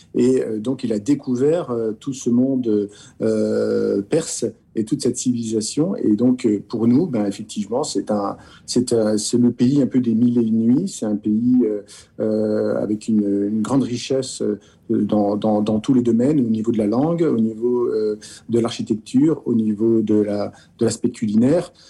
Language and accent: French; France; en tant que Français, en tant qu'Européen.